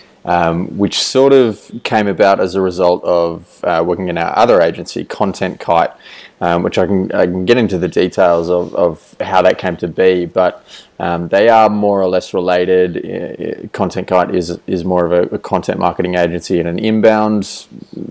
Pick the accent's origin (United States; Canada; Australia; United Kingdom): Australia; moved away as an adult; I am Australian. I was living in Australia